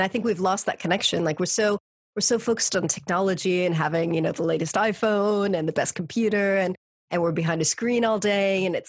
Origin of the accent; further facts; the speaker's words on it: California, United States; moved away as an adult; also born or lived in Mexico / Spain; now in United Kingdom; I grew up in California. And then when I was 21 years old, I studied abroad in Spain. And that was my first time outside of the States.